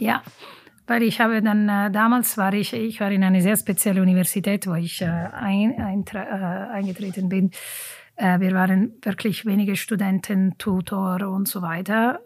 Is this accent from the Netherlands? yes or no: no; Italy; German is a second language; moved away as an adult; also born or lived in German-speaking Switzerland; now in Switzerland; Leben als Italienerin hier in der deutschen Schweiz